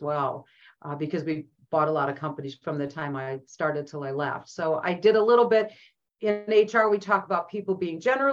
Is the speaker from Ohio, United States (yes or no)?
yes; Cleveland, Ohio, United States; moved away as an adult; now in Omaha, United States; I'm from Northeast Ohio, from Cleveland